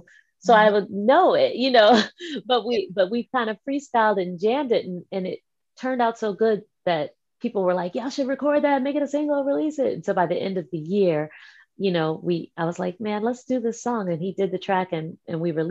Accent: Washington, District of Columbia, United States; also born or lived in New York; my hometown in DC

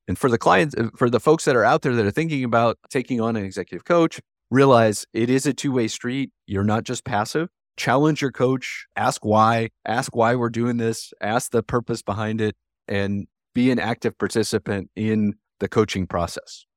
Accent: Ohio, United States; moved away as an adult; I grew up in Ohio, in a town close to Columbus, Ohio

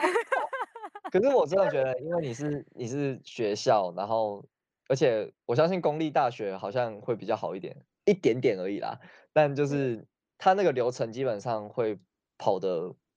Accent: Taiwan; moved away as an adult; now in South Korea; 他知道我们是台湾的学生

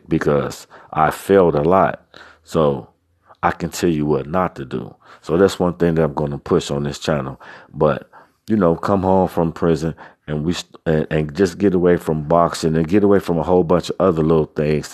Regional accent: Cincinnati, Ohio, United States; I never lived anywhere outside of Cincinnati, Ohio

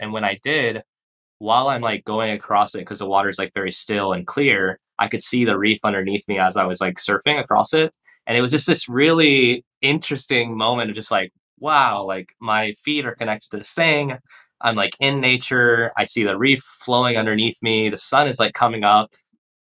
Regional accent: Texas, United States; also born or lived in Portland; now in Puerto Rico; I grew up in Texas, which is like just a barren wasteland of corn fields and concrete

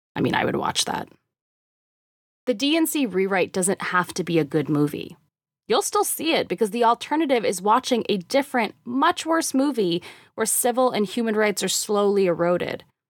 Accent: Canada; moved away as an adult; now in United States; I've only lived in the US for a year and a half, and as an immigrant, I am beholden to how everyone else plans on voting this year. And as a Canadian

